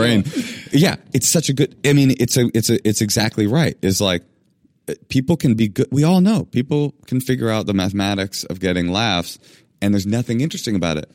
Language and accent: English; Oakland, California, United States; I grew up in Oakland in a black public schools